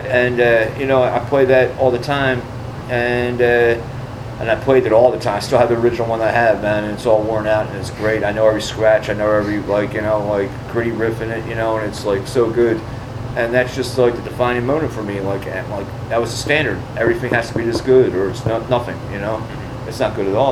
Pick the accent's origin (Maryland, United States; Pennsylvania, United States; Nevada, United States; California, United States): Pennsylvania, United States; Philadelphia; I was raised in North Philly